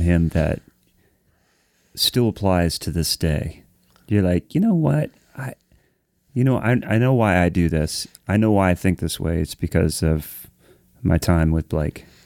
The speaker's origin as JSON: {"language": "English", "town": "Columbus", "region": "Ohio", "country": "United States", "tie": "born or raised there", "said": "I grew up in Columbus, so always went to Columbus Pro Percussion"}